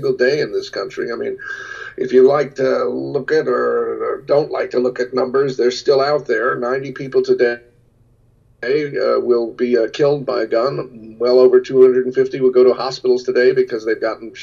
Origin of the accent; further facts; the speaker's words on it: United States; I am every single day grateful that I am American living at this very moment.